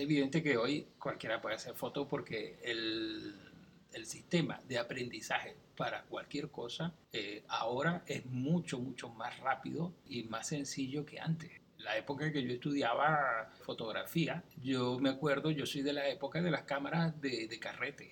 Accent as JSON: {"language": "Spanish", "region": "central Venezuela", "country": "Venezuela", "tie": "born or raised there", "also_born_or_lived": "Caracas", "said": "yo me crié en una ciudad del centro de Venezuela. ¿Sí? Yo nací en Caracas, pero me crié ahí y después yo regresé a Caracas a estudiar la universidad"}